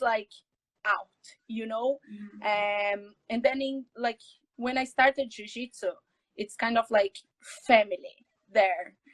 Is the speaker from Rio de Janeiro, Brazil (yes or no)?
no; São Paulo, Brazil; English is a second language; moved away as an adult; now in Dublin, Ireland; I'm Brazilian from Brazil, São Paulo